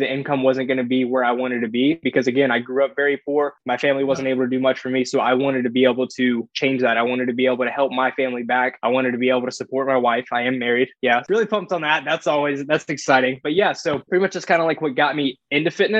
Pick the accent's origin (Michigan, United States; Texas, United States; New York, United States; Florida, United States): Florida, United States; So I'm from a very small town in Florida. We didn't even have a red light.